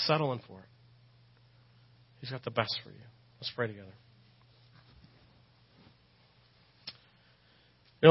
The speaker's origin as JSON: {"language": "English", "region": "Texas", "country": "United States", "accent": "Texas", "said": "my Texas accent"}